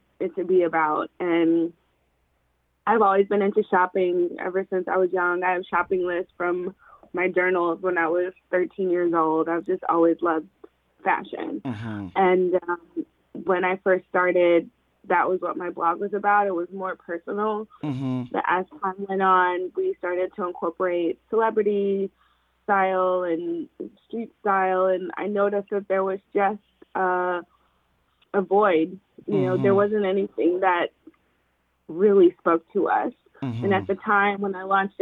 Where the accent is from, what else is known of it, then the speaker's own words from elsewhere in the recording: Atlanta, Georgia, United States; also born or lived in Brooklyn, New York; I was born in Brooklyn, New York. Flatbush, went to public school, PS 235. At age 9, my family decided to move down to Atlanta, Georgia